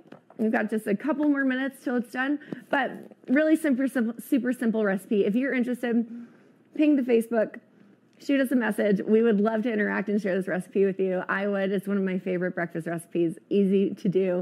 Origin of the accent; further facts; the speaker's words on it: East Coast, United States; moved away; I grew up on the East Coast